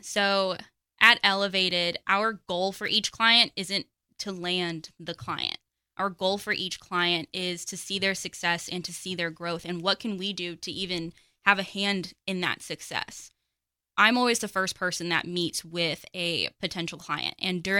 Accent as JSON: {"language": "English", "town": "Pottsboro", "region": "Texas", "country": "United States", "also_born_or_lived": "Las Vegas", "said": "So I am from Pottsboro. I spent about 15 years in the big city of Las Vegas before I moved out to Texas"}